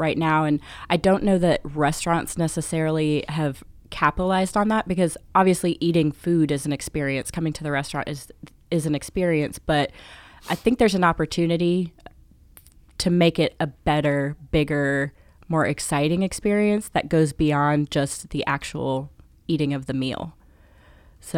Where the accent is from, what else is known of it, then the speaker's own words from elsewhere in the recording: Charlotte, North Carolina, United States; I'm from Charlotte, North Carolina, where I work for Bricks Wood Fired Pizza as the marketing director.